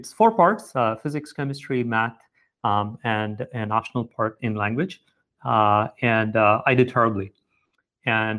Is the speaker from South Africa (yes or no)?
no; South India, India; moved away as an adult; also born or lived in Chennai, India / Providence, United States; now in United States; I grew up mostly in South India to a middle-class family